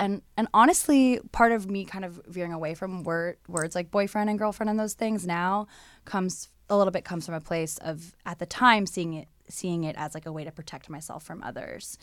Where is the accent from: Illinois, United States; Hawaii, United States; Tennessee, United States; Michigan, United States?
Hawaii, United States; moved away; I'm from Hawaii